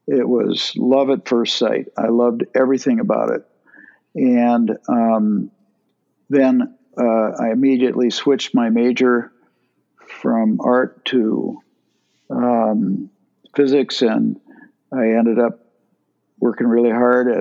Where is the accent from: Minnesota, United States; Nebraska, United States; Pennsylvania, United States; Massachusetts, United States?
Minnesota, United States; St. Cloud; I grew up in St. Cloud, Minnesota, one of six